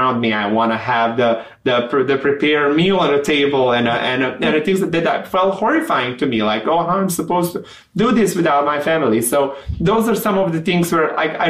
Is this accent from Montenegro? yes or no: yes; Montenegro; first language Serbian; English is a second language; moved away as an adult; also born or lived in Mexico / Chicago; now in United States; I'm from Montenegro. We used to be a part of Yugoslavia, which majority of Yugoslavia speaks Serbian language. Mm-hmm. So I grew up speaking Serbian